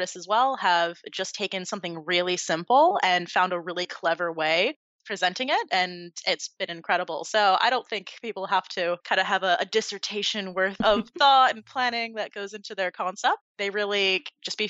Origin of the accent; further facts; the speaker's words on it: Point Pleasant, New Jersey, United States; now in South Florida, United States; originally born and raised in Point Pleasant, New Jersey